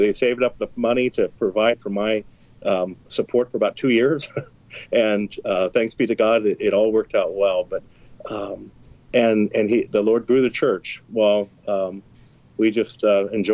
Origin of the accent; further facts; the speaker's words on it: Topeka, Kansas, United States; also born or lived in Basehor, Kansas; I'm born and raised in Topeka